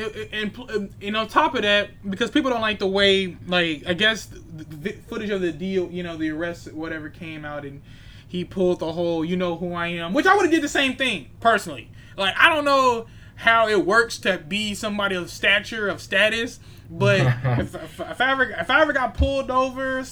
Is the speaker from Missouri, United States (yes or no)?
yes; St. Louis, Missouri, United States; I'm from St. Louis